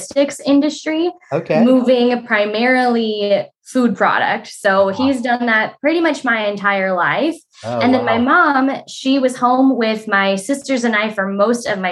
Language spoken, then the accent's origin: English; Ripon, California, United States; I am from Ripon, California